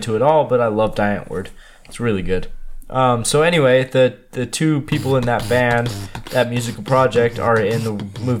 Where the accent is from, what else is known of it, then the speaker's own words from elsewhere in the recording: Utah, United States; I'm from Utah.